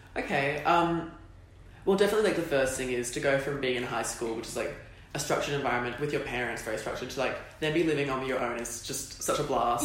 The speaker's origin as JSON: {"language": "English", "town": "Sydney", "region": "New South Wales", "country": "Australia", "also_born_or_lived": "Perth", "moved": "as an adult", "said": "I was from Sydney"}